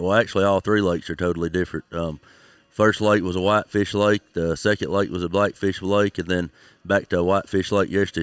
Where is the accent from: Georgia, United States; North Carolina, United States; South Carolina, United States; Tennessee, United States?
Tennessee, United States; St. Joseph; I'm from Tennessee, just over the Alabama state line